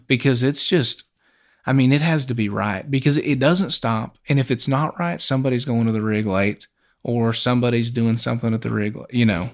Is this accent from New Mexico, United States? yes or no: yes; Hobbs, New Mexico, United States; Well, I grew up in Hobbs